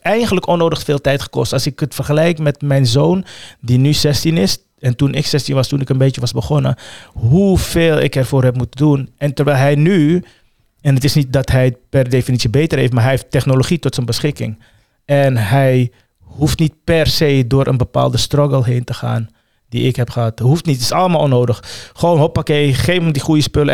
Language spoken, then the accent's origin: Dutch; The Hague, South Holland, Netherlands; also born or lived in Suriname / Amsterdam; ik ben merendeels in Transvaal opgegroeid